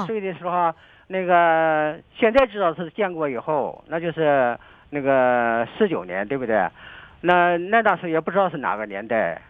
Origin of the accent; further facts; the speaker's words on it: Dalian, Liaoning, China; now in Dalian Development Zone, China; 我老家就是金浦新区的